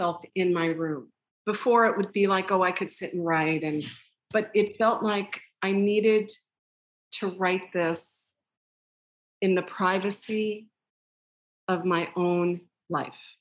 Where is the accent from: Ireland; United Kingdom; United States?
United States; Long Island, New York; I grew up on Long Island